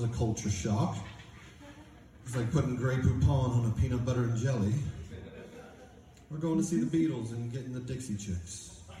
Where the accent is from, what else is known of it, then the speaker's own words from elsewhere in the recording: London, United Kingdom; now in Atlanta, United States; I do live in Atlanta, but I'm originally from England.